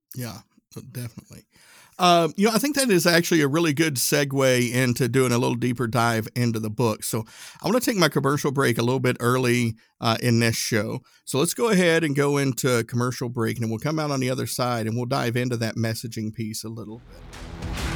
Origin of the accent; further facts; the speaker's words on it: Appalachian Mountains, Tennessee, United States; country boy from Tennessee. I grew up in the Appalachian Mountains